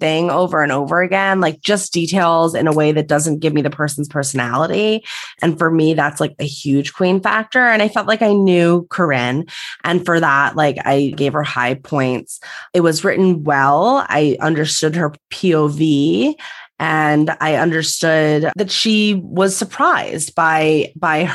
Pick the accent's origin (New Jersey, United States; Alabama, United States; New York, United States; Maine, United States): New York, United States; We're from New York